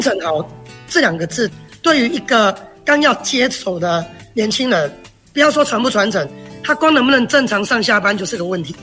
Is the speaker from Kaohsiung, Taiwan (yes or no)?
no; Chiayi, Chiayi City, Taiwan; moved away as an adult; also born or lived in Taipei; 我们都很大声地来说，哎，我们来自嘉义